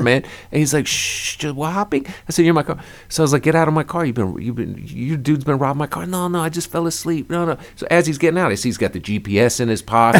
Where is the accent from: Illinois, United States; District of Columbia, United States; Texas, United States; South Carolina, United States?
District of Columbia, United States; Washington; moved away as an adult; now in New York, United States; Originally from D.C., went to D.C. public schools